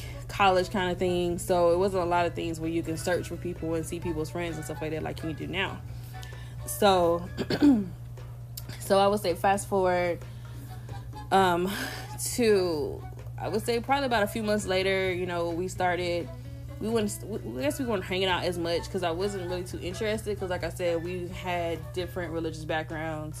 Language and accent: English; the South, United States; I'm from the South